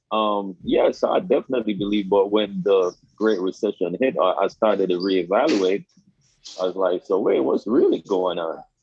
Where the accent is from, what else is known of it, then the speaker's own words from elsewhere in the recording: Jamaica; moved away as an adult; now in Staten Island, United States; I grew up in Jamaica until I was like 21 years old